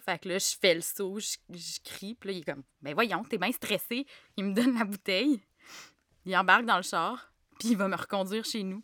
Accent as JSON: {"language": "French", "town": "Gatineau", "region": "Quebec", "country": "Canada", "tie": "born or raised there", "also_born_or_lived": "Montreal", "moved": "as an adult", "said": "j'ai grandi à Gatineau"}